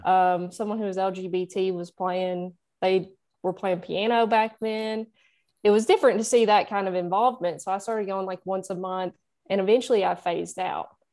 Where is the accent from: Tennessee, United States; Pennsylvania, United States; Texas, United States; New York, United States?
Tennessee, United States; Nashville; that's where I'm from. I'm in, I'm in Nashville. I've always lived here